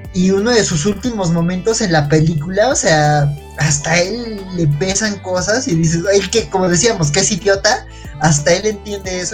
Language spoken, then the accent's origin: Spanish; Mexico City, Mexico; Yo que soy de la Ciudad de México